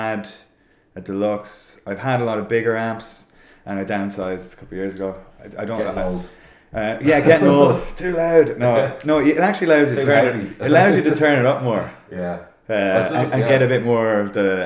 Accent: Sligo, Connacht, Ireland; now in Dublin, Ireland; We're all from Sligo.

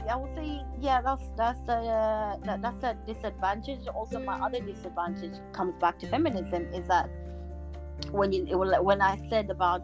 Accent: Somalia; now in London, United Kingdom; I basically come from Africa. I was born in Somalia.

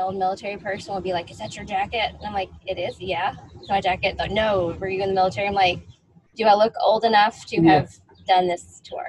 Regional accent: Turkey; born there; And the reason he bought me this one is because I was born in Turkey.

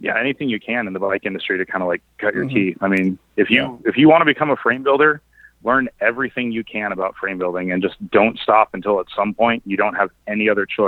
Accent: Cupertino, California, United States; also born or lived in Santa Cruz, California / Ashland, Oregon; now in Sacramento, United States; I grew up in the Bay Area in like Cupertino, actually right next to Apple World headquarters

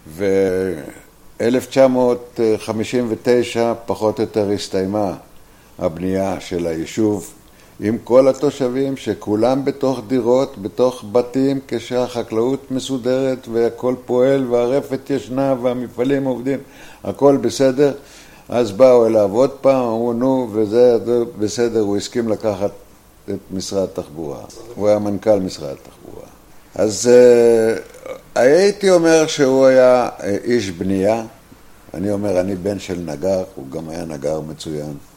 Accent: Ashdot Ya'akov, Northern District, Israel; also born or lived in New York; אני נולדתי באשדות יעקב, בעמק הירדן. 1942. אנחנו גדלנו כאנשי אדמה

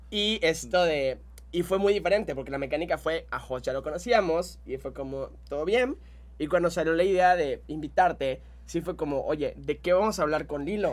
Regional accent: Mexico

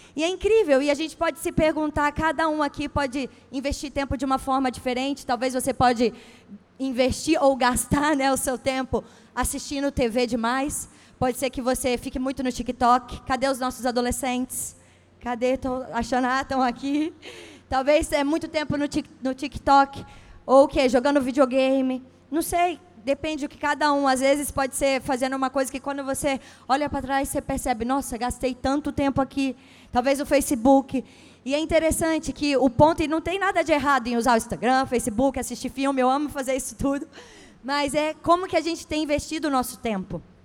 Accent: Espírito Santo, Brazil; now in São Paulo, Brazil; eu sou capixaba.

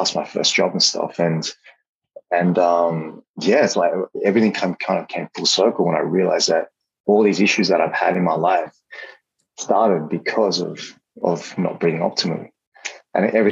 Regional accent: Australia; moved away as an adult; also born or lived in Hong Kong; growing up in Australia back then, I had a lot of allergies.

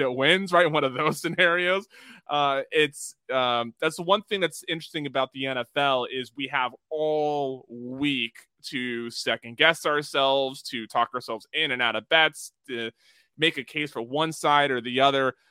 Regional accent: United States

